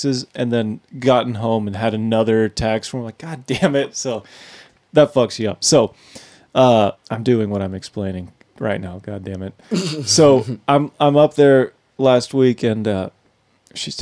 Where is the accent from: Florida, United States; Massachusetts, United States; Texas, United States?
Texas, United States; also born or lived in Arizona; now in Nashville, United States; I'm from Texas